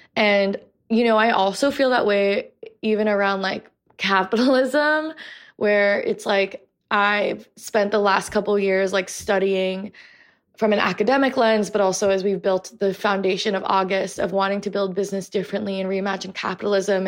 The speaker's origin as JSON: {"language": "English", "country": "United States", "tie": "born or raised there", "also_born_or_lived": "New York City, New York / Portland, Oregon", "said": "we've grown up being catcalled on the streets of New York City. We've grown up with microaggressions and racism in Portland, Oregon and online"}